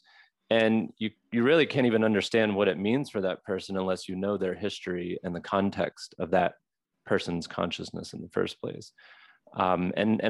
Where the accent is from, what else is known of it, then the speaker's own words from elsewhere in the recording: Mississippi, United States; also born or lived in Southwest United States; now in Southwest, United States; I'm from Mississippi, so a Mississippi-derived American living in the Southwest